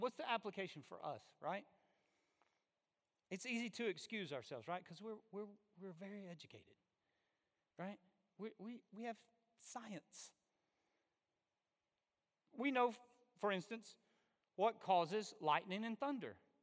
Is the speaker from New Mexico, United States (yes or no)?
no; Alabama, United States; I'm from Alabama